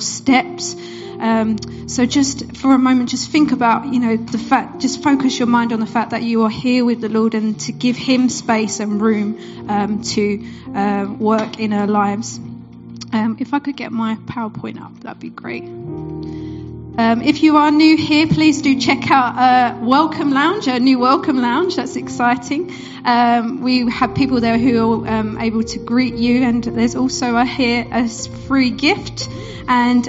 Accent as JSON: {"language": "English", "area": "Essex", "region": "East of England", "country": "United Kingdom", "moved": "as an adult", "lives_now": "Bury St Edmunds, United Kingdom", "said": "For those who you might hear in my accent, I'm not originally from Suffolk. I'm from Essex, which is not too far."}